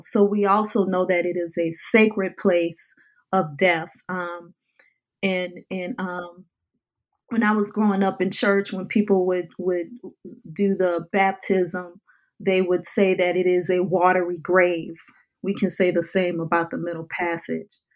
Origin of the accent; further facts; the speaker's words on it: New Orleans, Louisiana, United States; growing up in the New Orleans area